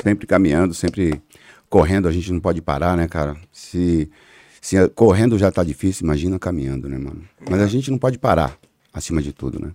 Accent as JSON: {"language": "Portuguese", "region": "São Paulo", "country": "Brazil", "tie": "born or raised there", "said": "Eu, eu sou da zona sul de São Paulo, da cidade Alemar, nasci na Vila Constância, que é ali é, na cidade Alemar, é, zona sul de São Paulo, e por incrível que pareça, é, dificilmente eu saí da zona sul de São Paulo"}